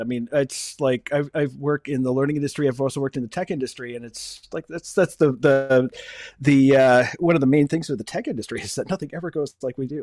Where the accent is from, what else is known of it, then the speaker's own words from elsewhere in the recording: Buffalo, New York, United States; also born or lived in Cleveland; I've been back in, uh, my hometown of Buffalo, New York, for fifteen, sixteen years now